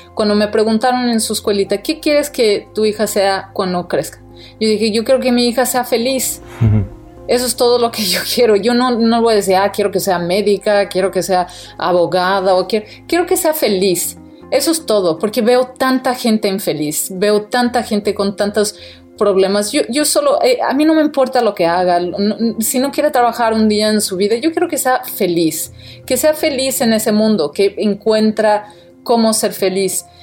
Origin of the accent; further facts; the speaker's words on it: Brazil; also born or lived in Mexico; now in United States; Yo soy brasileña